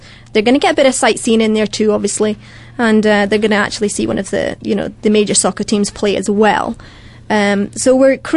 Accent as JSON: {"language": "English", "town": "Dumfries", "region": "Scotland", "country": "United Kingdom", "said": "I'm from Dumfries, southwest."}